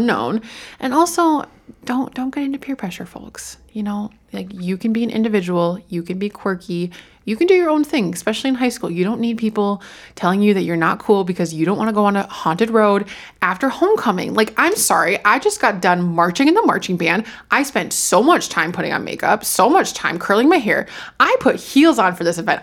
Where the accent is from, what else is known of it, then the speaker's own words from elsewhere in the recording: Fort Atkinson, Wisconsin, United States; I grew up in Fort Atkinson